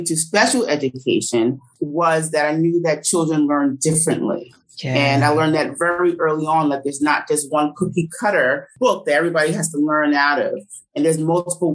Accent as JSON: {"language": "English", "region": "New Jersey", "country": "United States", "tie": "born or raised there", "said": "ended up in my hometown in Jersey"}